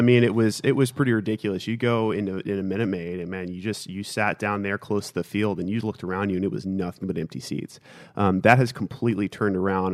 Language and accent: English; Houston, Texas, United States; Growing up in Houston